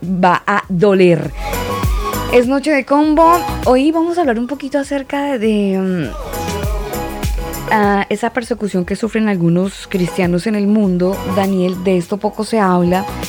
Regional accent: Colombia; now in Santiago, Chile; yo, pues, obviamente por mi acento me ubicarán y algunos amigos más cercanos sabrán que yo soy colombiana

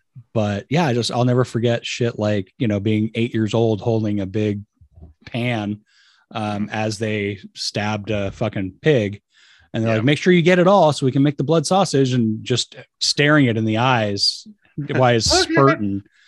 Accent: San Francisco Bay Area, California, United States; now in Sacramento, United States; I was born in San Francisco Bay Area. So I've been in California my whole life. Just moved up to Sacramento area, maybe 7 years ago.

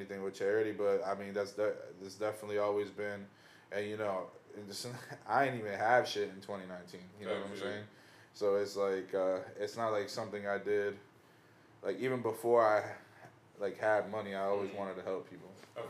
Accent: Venezuela; English is a second language; now in United States; when I came here, there wasn't really no role models. It's like, yo, I came from Venezuela

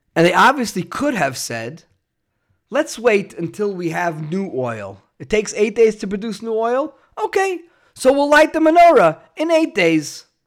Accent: New York City, New York, United States; moved away; where I grew up in New York and Brooklyn, there were big high rise buildings

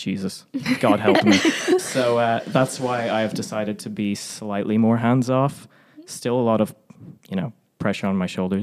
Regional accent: Ireland; also born or lived in Poland; I was born in Poland, spent very little time there, although all my family's from there, and swiftly moved to Ireland when I was very young, and hence no Eastern European sounding accent

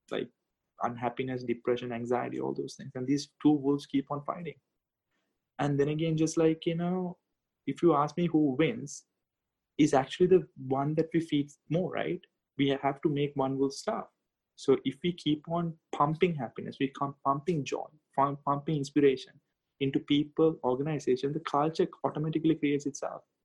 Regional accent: Sri Lanka; moved away; my home country sri lanka

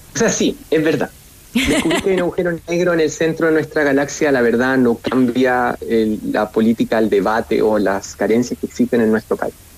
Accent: Chile; moved away as an adult; also born or lived in United States / Germany; vuelvo a Chile

